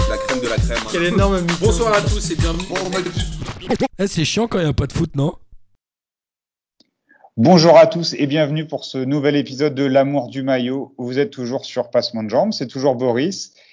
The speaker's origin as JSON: {"language": "French", "town": "Marseille", "region": "Provence-Alpes-Côte d'Azur", "country": "France", "said": "en tant que Marseillaise, c'est pas comme s'il n'y avait pas un Marseillais qui brillait"}